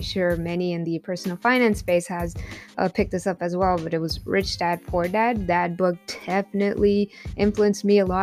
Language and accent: English; Compton, California, United States; also born or lived in Lynwood, California / Tijuana, Mexico; I grew up in Compton, California, Linwood, California